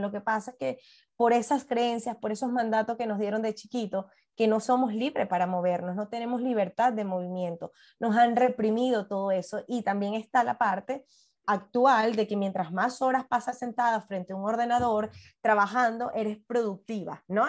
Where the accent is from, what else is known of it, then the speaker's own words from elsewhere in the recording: Puerto La Cruz, Anzoátegui, Venezuela; moved away; also born or lived in Caracas; yo soy de Puerto La Cruz